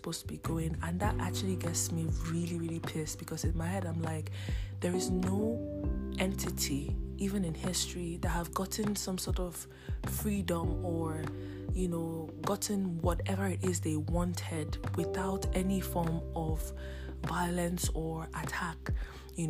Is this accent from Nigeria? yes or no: yes; Nigeria; my home country, Nigeria